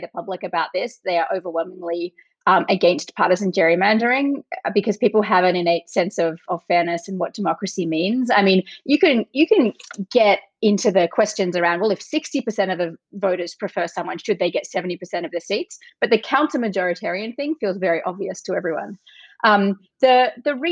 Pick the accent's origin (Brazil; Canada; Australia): Australia; accent: Australian; moved away as an adult; also born or lived in Chicago / Wisconsin / Massachusetts; now in United States; I grew up in Australia. I am now an American citizen.